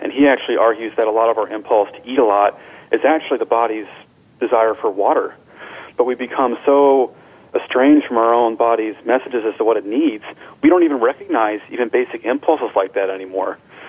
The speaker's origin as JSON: {"language": "English", "town": "Washington", "region": "District of Columbia", "country": "United States", "said": "but I'm from Washington, D.C., for instance, and I've since moved"}